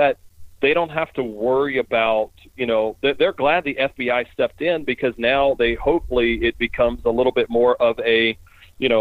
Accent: Baton Rouge, Louisiana, United States; moved away; also born or lived in Denver; I'm originally from Baton Rouge

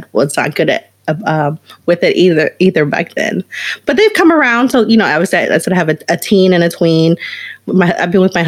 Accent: Baton Rouge, Louisiana, United States; I grew up in Baton Rouge, Louisiana. So outside in a very small rural town

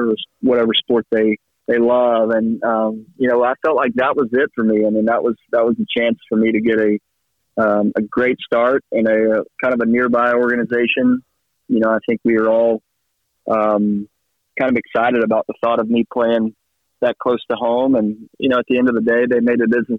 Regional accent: Atlanta, Texas, United States; the area where I grew up in Northeast Texas

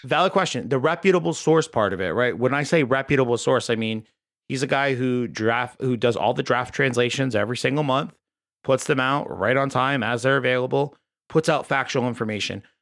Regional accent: United States; as an American

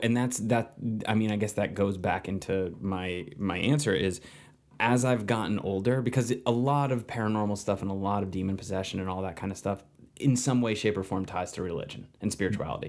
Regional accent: New Jersey, United States; moved away as an adult; also born or lived in New York; now in Los Angeles, United States; I grew up in New Jersey, and I've been in New York for, prior to these ten months, I've been in New York for eleven or twelve years.

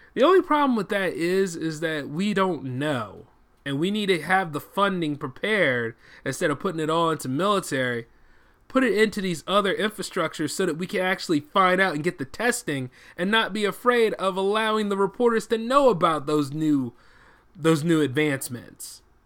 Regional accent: United States; as an American

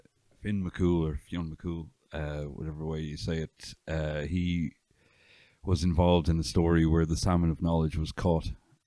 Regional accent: County Meath, Leinster, Ireland; also born or lived in Dublin; now in West Cork, Ireland; From County Meath originally.

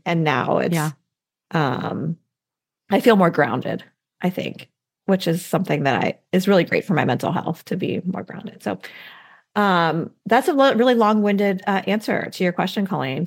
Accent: Midwest, United States; now in Southeastern United States; I didn't have this tradition growing up in the Midwest, but now in the southeastern part of the U.S.

